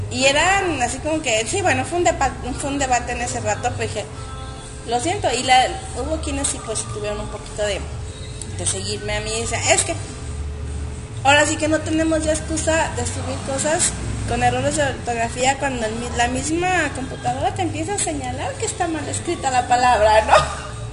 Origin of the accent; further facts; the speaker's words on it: Mexico; nuestro idioma mexicano, ¿no? Porque aunque somos este, hablando español, tenemos ciertos modismos